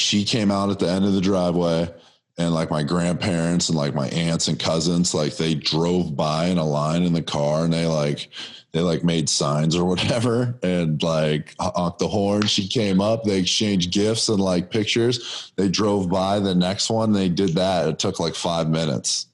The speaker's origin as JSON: {"language": "English", "town": "Erie", "country": "United States", "said": "I'm from Erie"}